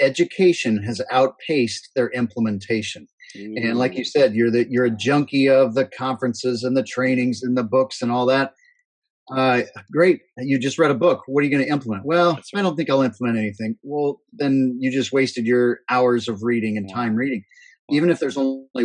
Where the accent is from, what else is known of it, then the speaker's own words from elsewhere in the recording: Northeast Iowa, United States; I grew up in Northeast Iowa, corn and soybean and pig farm.